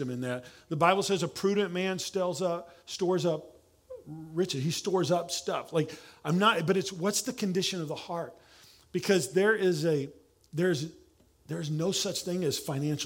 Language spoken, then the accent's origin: English; Oklahoma, United States; accent: southern; now in San Antonio, United States; I'm from Oklahoma